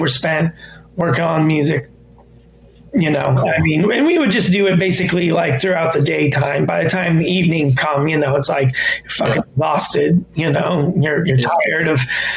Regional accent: United States; I didn't grow up in Lebanon. I was born in America

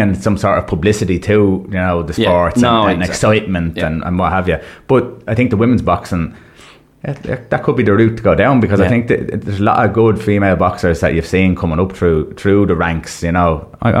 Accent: Ireland; obviously we're Irish

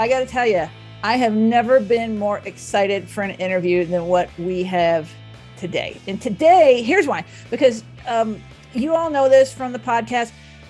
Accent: Dallas, Texas, United States; I grew up in Dallas.

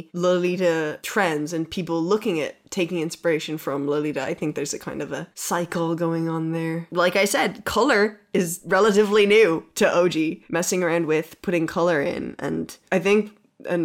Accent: Ireland; I'm an Irish person.

